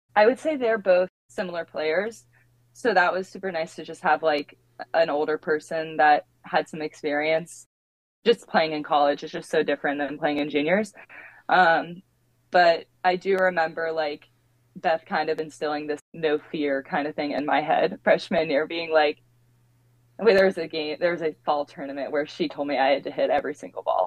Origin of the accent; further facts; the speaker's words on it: Virginia Beach, Virginia, United States; moved away; I'm from Virginia Beach. Um, so I grew up at the beach